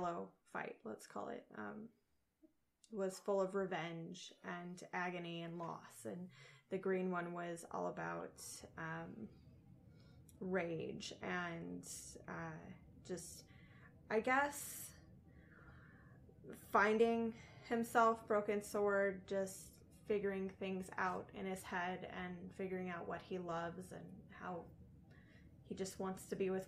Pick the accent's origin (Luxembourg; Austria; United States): United States; we're American